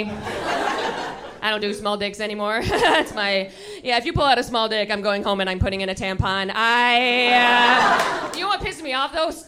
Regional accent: Buffalo, New York, United States; now in New York City, United States; I'm from Buffalo

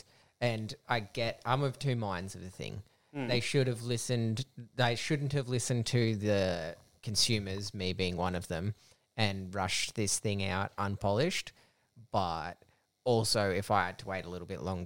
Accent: Australia; We are Australian

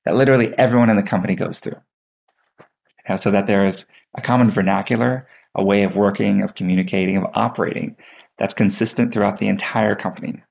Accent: Texas, United States; growing up in Texas, I took 2 years of Texas history

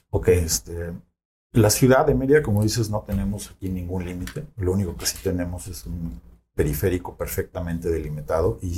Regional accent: Mexico City, Mexico; moved away; also born or lived in Frankfurt area, Germany; en la Ciudad de México, me fui en el 87, hijo de madre alemana, nos fuimos a vivir a Alemania y entre de, la Ciudad de México, una ciudad muy grande, nos fuimos a una ciudad en la periferia de Frankfurt

